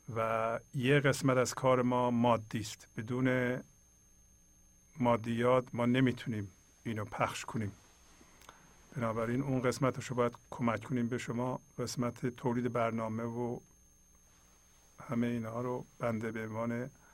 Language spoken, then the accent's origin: Persian; Iran; first language Persian; moved away; ایرانی هستیم فارسی زبان هستیم